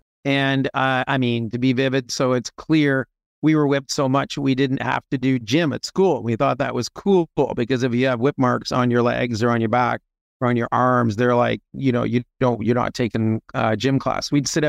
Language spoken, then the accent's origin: English; Toronto, Ontario, Canada; moved away as an adult; also born or lived in Montreal; now in United States; I was born in Montreal during the what was called the FLQ crisis. My dad and many other people moved to Toronto. And so was born in Canada, grew up in and around Toronto, Canada, and eventually moved to the U.S. when I was in my late 20s.